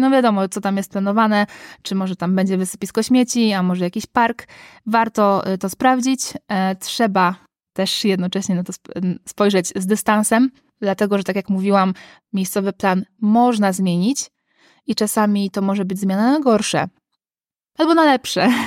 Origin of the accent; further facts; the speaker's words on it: Gdańsk, Pomeranian Voivodeship, Poland; ja jestem z Gdańska